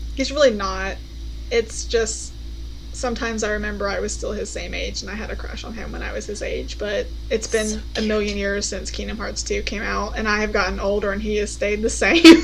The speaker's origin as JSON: {"language": "English", "country": "United States", "said": "as an American"}